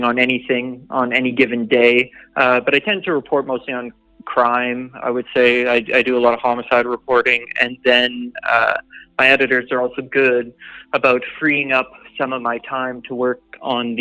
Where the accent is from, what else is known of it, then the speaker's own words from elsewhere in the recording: Manitoba, Canada; also born or lived in Saskatchewan; born and raised in the prairies. I grew up in Manitoba, but Saskatchewan born.